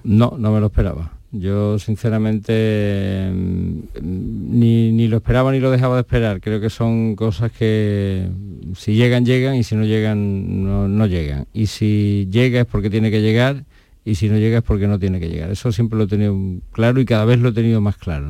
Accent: Seville, Andalusia, Spain; sentirte muy afortunado como sevillano, porque en Sevilla mm, yo, es, mi ciudad, es mi ciudad

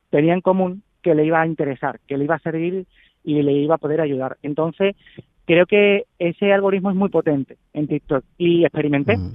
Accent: Chiclana, Andalusia, Spain; una vecina de aquí de Chiclana, de donde soy

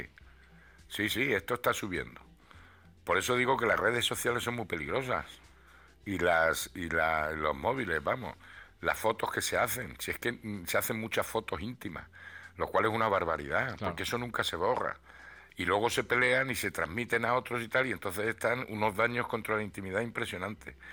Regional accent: Ruidera, Castilla-La Mancha, Spain; moved away; mi pueblo, que son las lagunas de Ruidera

